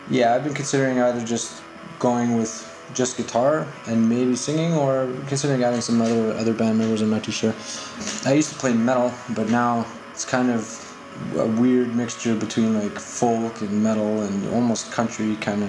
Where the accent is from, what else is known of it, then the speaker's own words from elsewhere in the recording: Winnipeg, Manitoba, Canada; I'm from Winnipeg, Canada.